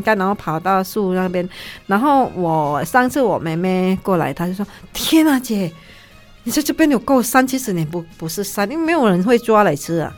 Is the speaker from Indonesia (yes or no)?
yes; Kalimantan, Indonesia; 因为我们在加利曼丹哈，就是很多那个，呃，森林